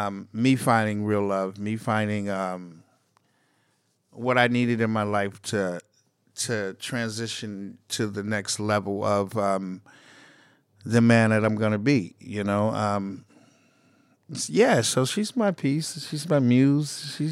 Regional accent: Boston, Massachusetts, United States; I mean, we grew up in Boston. Me and him had grown up in Boston together

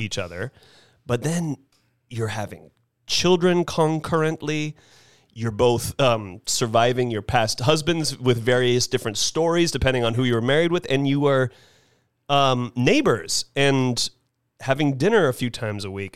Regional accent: Carmel Highlands, California, United States; the Carmel Highlands community that my mom was lucky to therefore grow up in, that I was lucky to therefore grow up

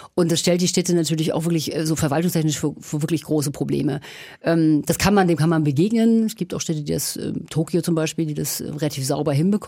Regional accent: Kiel, Schleswig-Holstein, Germany; also born or lived in Berlin; now in Nuremberg, Germany; Ich bin in Kiel geboren

